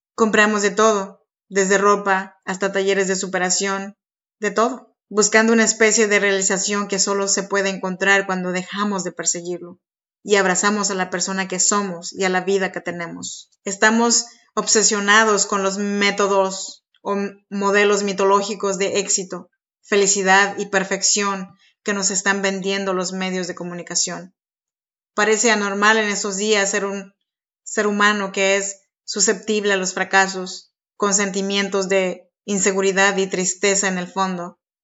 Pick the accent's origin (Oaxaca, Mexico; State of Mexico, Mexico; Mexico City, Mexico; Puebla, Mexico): Oaxaca, Mexico; now in Sacramento, United States; Yo soy nacida en Oaxaca, México, y pues nada, aquí vivo extrañando mis raíces